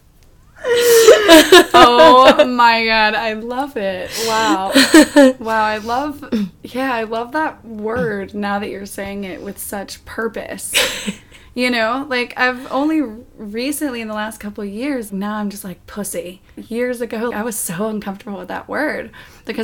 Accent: the South, United States; I grew up in the South, and even though my family wasn't super strict religious necessarily

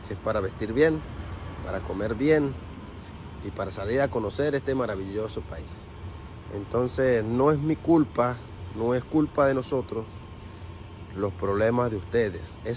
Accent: Venezuela; now in United States; Muy feliz y contento por todo el apoyo que nos han brindado como venezolanos.

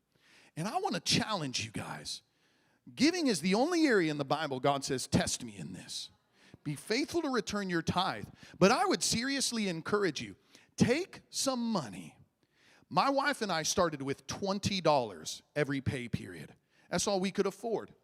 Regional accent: Midwest, United States; moved away; I grew up in the Midwest where there's cornfields and bean fields and all

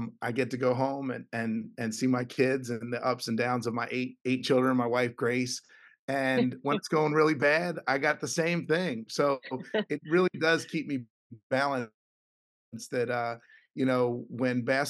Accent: Philadelphia, Pennsylvania, United States; I get to coach college basketball in my hometown.

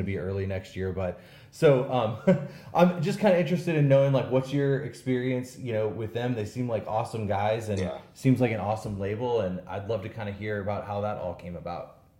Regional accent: St. Louis, Missouri, United States; some dude from St. Louis that you know is 40 years old

